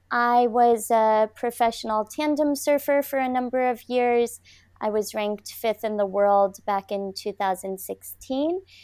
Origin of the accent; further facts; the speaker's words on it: Michigan, United States; now in Cardiff by the Sea, United States; I was born in Michigan. I live now in California, a beautiful coastal town called Cardiff by the Sea